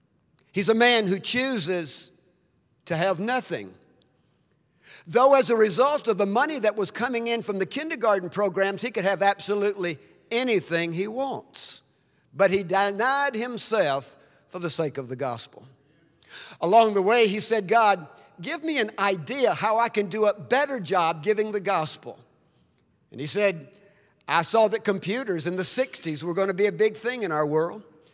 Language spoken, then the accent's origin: English; Mississippi, United States; it's like a barn I grew up in Mississippi.